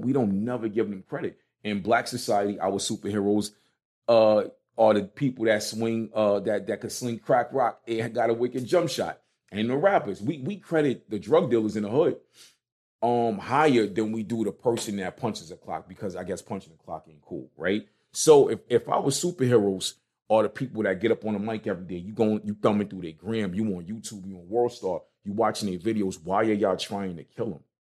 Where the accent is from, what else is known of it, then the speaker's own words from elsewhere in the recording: New York City, New York, United States; moved away as an adult; also born or lived in East Orange, New Jersey; me growing up in Brooklyn